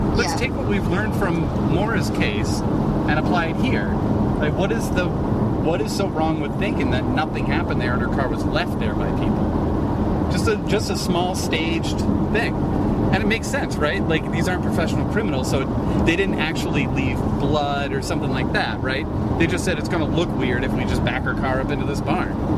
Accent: New Hampshire, United States; I grew up in New Hampshire

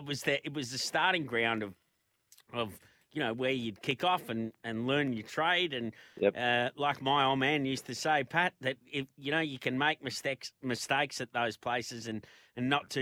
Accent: Melbourne, Victoria, Australia; I grew up in Victoria and grew up in Melbourne

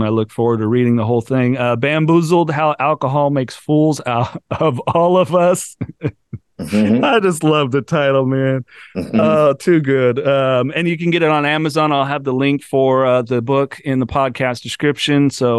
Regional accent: Georgia, United States; We're just like, hey, I'm from Georgia, you know?

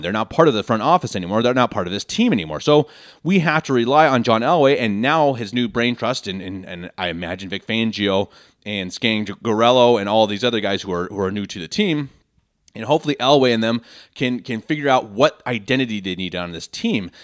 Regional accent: Denver, Colorado, United States; moved away as an adult; now in Munich, Germany; born and raised in Denver, Colorado, lifelong Broncos fan. I recently moved to Munich, Germany

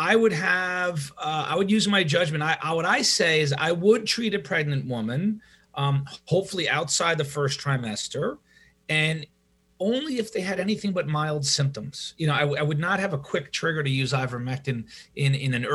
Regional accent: New York, United States; moved away; also born or lived in Madison; I'm from New York

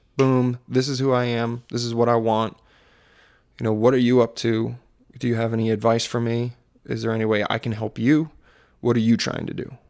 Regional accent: Maryland, United States; accent: Maryland; my Maryland accent

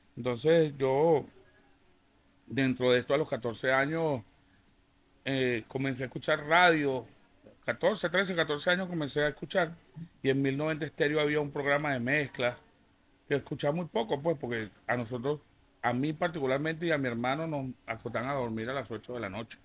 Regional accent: Venezuela; son paisanos, somos venezolanos

